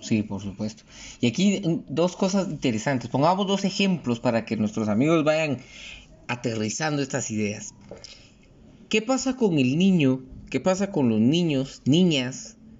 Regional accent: Guatemala; como guatemaltecos

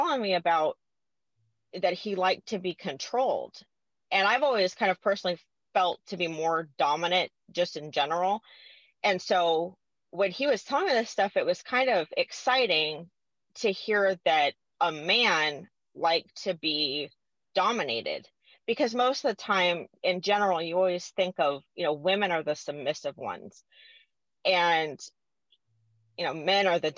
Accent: California, United States; moved away; I'm originally from California

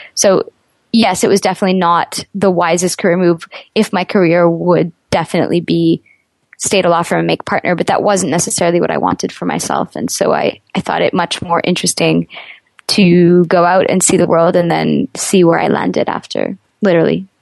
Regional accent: Montreal, Quebec, Canada; moved away as an adult; also born or lived in New York; I'm from Montreal

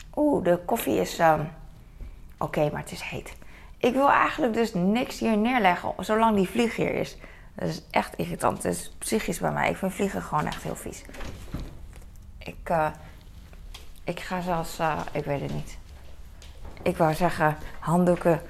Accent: The Hague, South Holland, Netherlands; ik ben daar opgegroeid in Den Haag

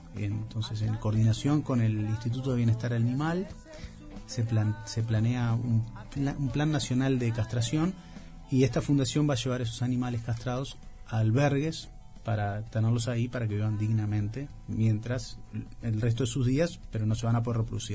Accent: Montevideo, Uruguay; yo me crié en la Plaza Virgilio

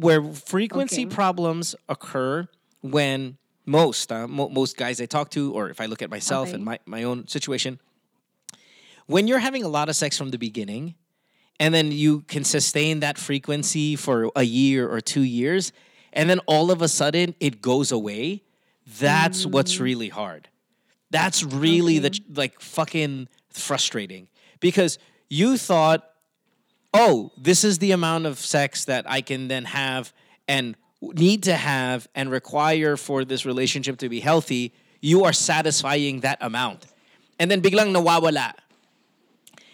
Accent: Philippines; moved away as an adult; I grew up in the Philippines. I've only lived outside of the Philippines these past few years. I'm 40, 41

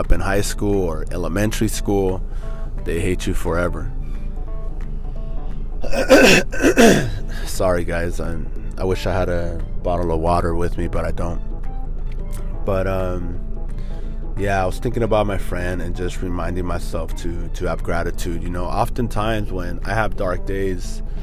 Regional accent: Norwalk, United States; We grew up in Norwalk

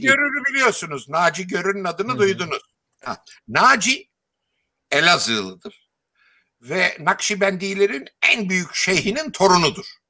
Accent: Istanbul, Turkey; Yeşilköy'de ben Yeşilköy'de büyüdüm.

